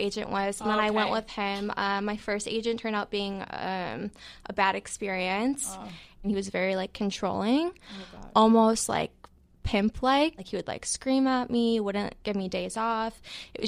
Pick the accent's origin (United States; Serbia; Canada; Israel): United States; Chicago, Illinois; I'm from Chicago